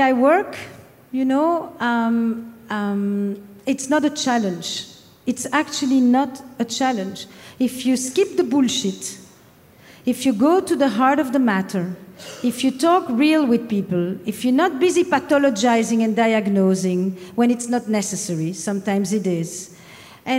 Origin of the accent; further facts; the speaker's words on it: Flemish part of Belgium, Flanders, Belgium; accent: French; now in United States; I'm from the Flemish part of Belgium, despite the French accent.